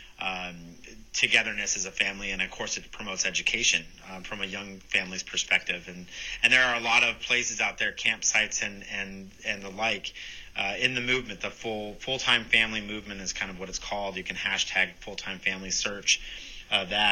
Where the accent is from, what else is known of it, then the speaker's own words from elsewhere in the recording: United States; as an American